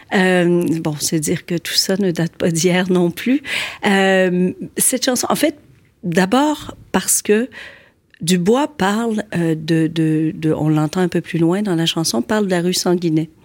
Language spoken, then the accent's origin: French; Quebec City, Quebec, Canada; born or raised there; moved away as an adult; now in Montreal, Canada